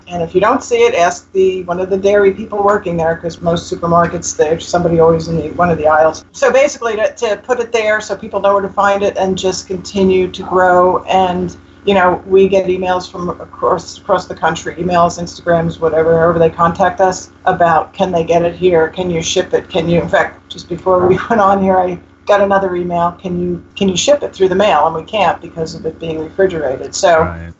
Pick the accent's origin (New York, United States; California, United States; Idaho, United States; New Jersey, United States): New Jersey, United States; I'm from North Jersey originally and just around the corner from you guys